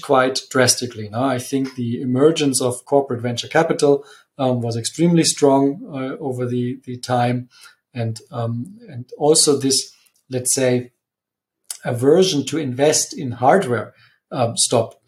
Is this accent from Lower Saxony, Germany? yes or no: no; Munich, Bavaria, Germany; moved away as an adult; also born or lived in Italy; I am from Munich and I'm also back in Munich.